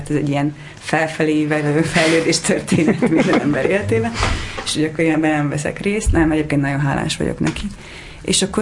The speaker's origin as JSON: {"language": "Hungarian", "town": "Szentes", "region": "Csongrád-Csanád", "country": "Hungary", "tie": "born or raised there", "said": "Hmm. Szentesen."}